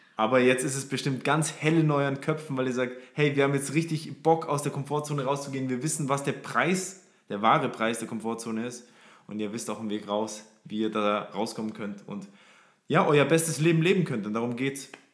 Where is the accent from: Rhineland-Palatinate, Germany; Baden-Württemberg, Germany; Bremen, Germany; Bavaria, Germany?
Bavaria, Germany; Forchheim, Upper Franconia; ich komme aus Freuchheim in Oberfranken, kleines 40.000 40.000 Leute Städtchen.